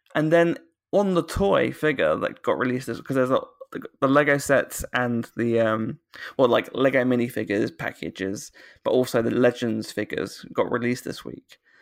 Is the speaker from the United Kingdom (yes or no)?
yes; United Kingdom; accent: British